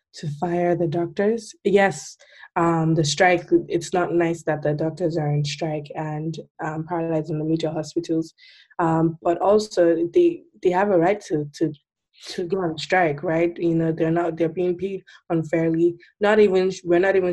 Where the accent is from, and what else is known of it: Nigeria